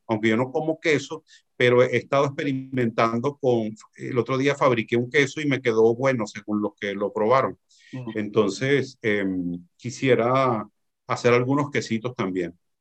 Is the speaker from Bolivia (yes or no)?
no; Venezuela; now in Tenerife, Spain; me fui chiquitico, me fui niño a Venezuela